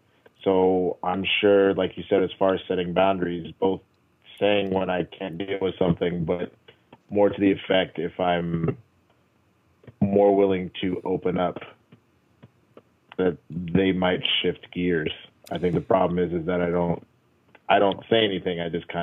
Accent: Dallas, Texas, United States; I grew up in Dallas.

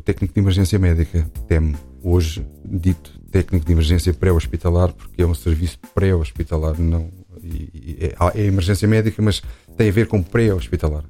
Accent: Lisbon, Portugal; also born or lived in Arcos de Valdevez; nasci em Lisboa em 1968

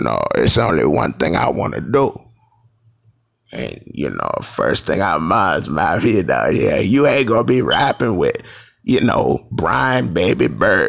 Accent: New Orleans, Louisiana, United States; I was poor, and I was in New Orleans, and I was Southern poor

